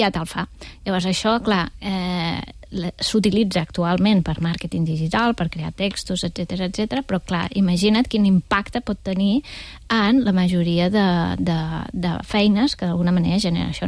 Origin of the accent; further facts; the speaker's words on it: Torredembarra, Catalonia, Spain; des del meu poble, des de Torre d'Embarra.